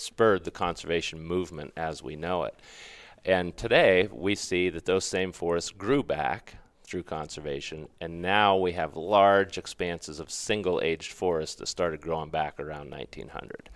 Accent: Pennsylvania, United States; moved away as an adult; also born or lived in Mississippi / Western North Carolina; I grew up in Pennsylvania.

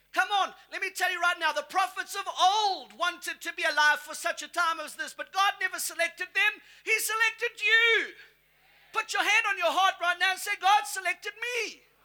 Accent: South Africa; now in United States; I'm South African by birth. I've got my US citizenship. So in America, I tell them, look, I come from the motherland. I'm from South Africa

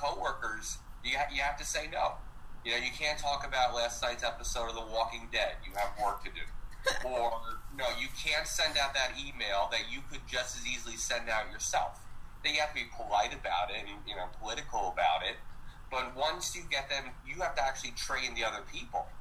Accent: New Jersey, United States; I come from New Jersey

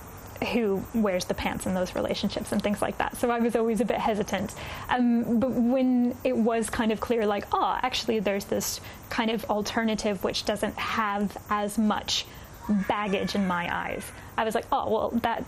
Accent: Texas, United States; now in Wellington, New Zealand; So I'm from Texas, which is quite conservative and quite religious.

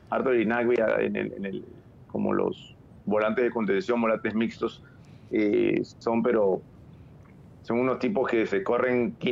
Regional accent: Panama; Hey, mira, yo soy, yo, soy panameño, pero, pero mi liga de panameña no, creo que pueda.

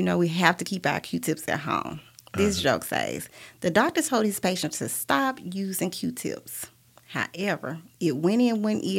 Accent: the South, United States; accent: Southern; also born or lived in Atlanta

